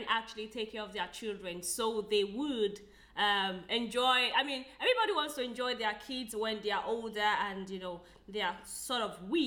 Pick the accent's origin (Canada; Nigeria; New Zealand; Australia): Nigeria; I'm a Nigerian lady